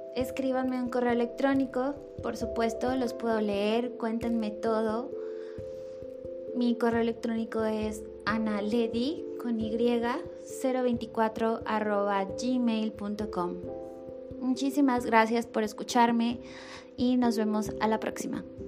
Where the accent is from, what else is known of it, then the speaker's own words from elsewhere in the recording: Mexico; soy mexicana